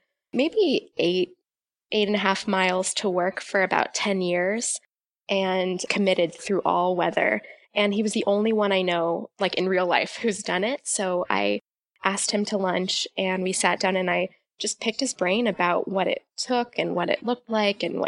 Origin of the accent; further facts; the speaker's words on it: California, United States; moved away as an adult; also born or lived in Davis, California; now in Pittsfield, United States; I grew up in California